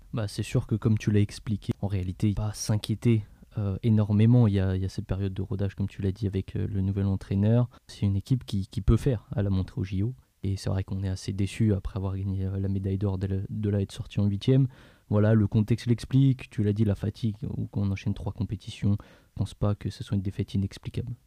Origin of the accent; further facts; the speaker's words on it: France; en tant que Français